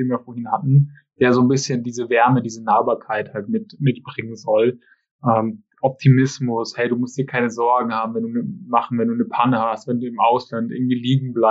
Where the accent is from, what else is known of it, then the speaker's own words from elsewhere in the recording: Schongau, Bavaria, Germany; ich komme aus Schongau gebürtig und unser Wappen ist tatsächlich gelb-schwarz mit einem, mit einem schwarzen Adler drauf.